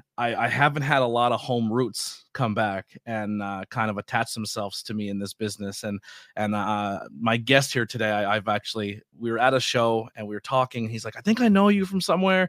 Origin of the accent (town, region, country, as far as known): Schuylkill County, Pennsylvania, United States; born or raised there